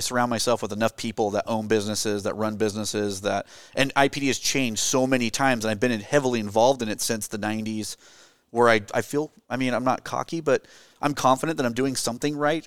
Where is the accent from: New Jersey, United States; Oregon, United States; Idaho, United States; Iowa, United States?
Oregon, United States; Gresham; I grew up in the Portland area, it's, uh, east of, uh, east of Portland, um, near Mount Hood, actually, in Gresham Boring, Troutdale area